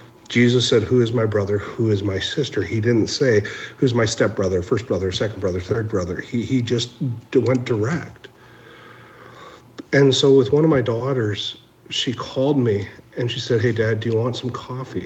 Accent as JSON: {"language": "English", "town": "Minneapolis", "region": "Minnesota", "country": "United States", "tie": "born or raised there", "also_born_or_lived": "Pine Ridge, South Dakota", "said": "I'm originally from the South Side. If you saw the riots were in the neighborhood that I grew up in."}